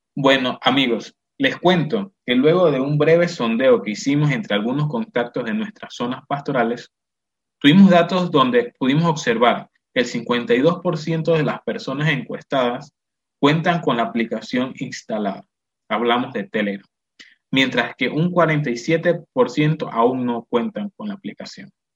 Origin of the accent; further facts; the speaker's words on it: Panama; nosotros los panameños